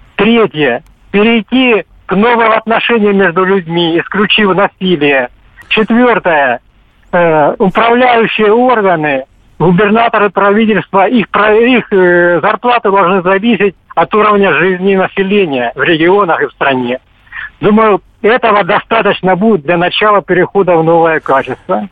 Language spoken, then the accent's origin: Russian; Moscow Oblast, Russia; Я из Подмосковья